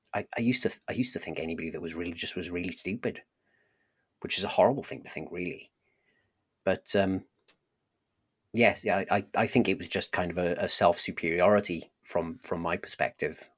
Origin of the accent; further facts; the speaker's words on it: South Wales, United Kingdom; accent: Welsh; I grew up in a, a slightly larger town in South Wales